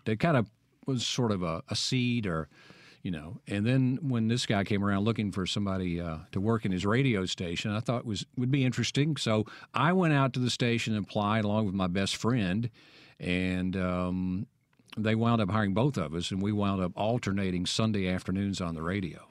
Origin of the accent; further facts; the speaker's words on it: Vernon, Alabama, United States; accent: Southern; also born or lived in Starkville, Mississippi; now in Jackson, United States; my hometown in Alabama, that's uh, Vernon, Alabama